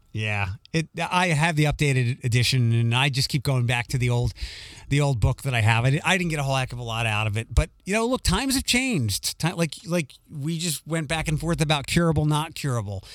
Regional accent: Philadelphia, Pennsylvania, United States; moved away as an adult; also born or lived in Detroit, United States; now in Toledo, United States; Northeast Philadelphia is the part of the city that I grew up

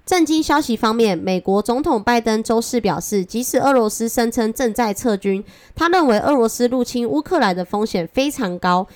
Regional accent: Taiwan; accent: Taiwanese Mandarin; 我是台湾国语界最正的俏妞

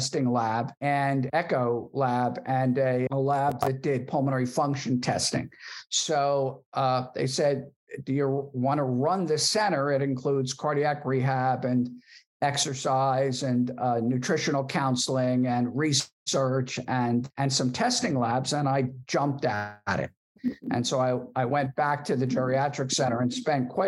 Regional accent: Philadelphia, Pennsylvania, United States; born and raised in Philadelphia and went to PA school there

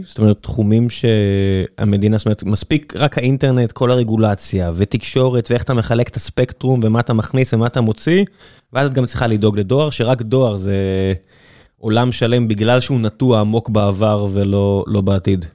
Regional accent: Beersheba, Southern District, Israel; moved away; אני כבאר שבעי לשעבר

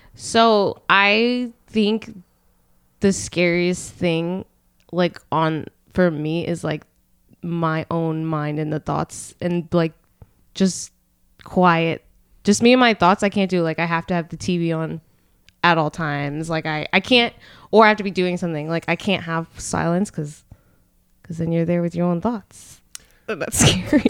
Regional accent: Allentown, Pennsylvania, United States; I'm from Allentown.

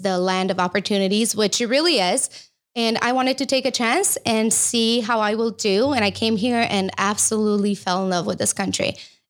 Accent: Romania; English is a second language; moved away as an adult; now in United States; I know I lost a little bit of my accent, but I think it comes out when I'm nervous, maybe just a tiny bit. But yeah, so I'm from Romania and I've been in US for the past, I would say 16 years now.

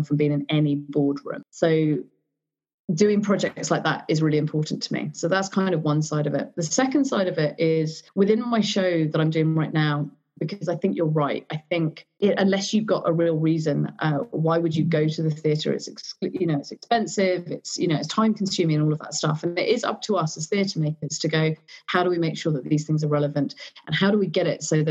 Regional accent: Surrey, South East England, United Kingdom; I'm also really aware of how I sound because I came from Surrey and I did go to a private school

